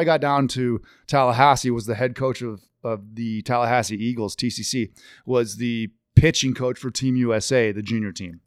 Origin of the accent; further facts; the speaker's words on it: Victoria, British Columbia, Canada; also born or lived in Seattle; now in Colorado, United States; we never got Mariners games on T V growing up in Victoria